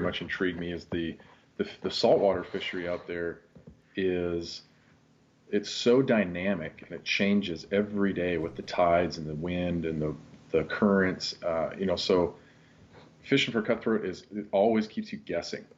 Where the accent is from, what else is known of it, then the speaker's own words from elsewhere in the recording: Kirkland, Washington, United States; also born or lived in West Seattle; I grew up in Kirkland, um, you know the home of uh, of Costco